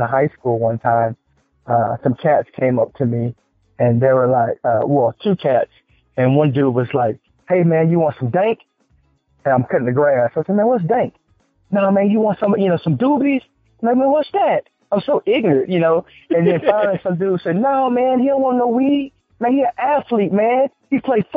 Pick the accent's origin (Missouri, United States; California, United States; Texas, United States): Texas, United States; moved away; also born or lived in Atlanta / Houston / San Francisco; I'm from Texas